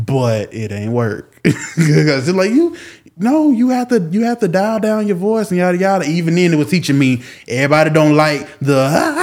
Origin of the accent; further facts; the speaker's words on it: Jacksonville, Florida, United States; born and raised in Jacksonville, Florida, 1995